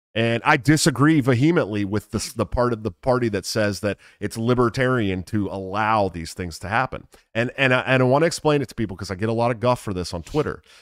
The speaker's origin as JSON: {"language": "English", "area": "Bay Area", "region": "California", "country": "United States", "tie": "born or raised there", "said": "I grew up in the Bay Area"}